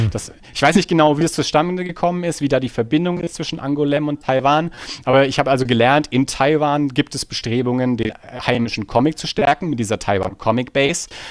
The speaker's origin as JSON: {"language": "German", "town": "Erlangen", "region": "Bavaria", "country": "Germany", "said": "wir sind beide aus Erlangen"}